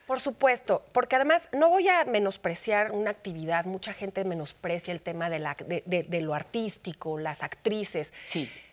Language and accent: Spanish; Mexico; cómo somos los mexicanos, las mexicanas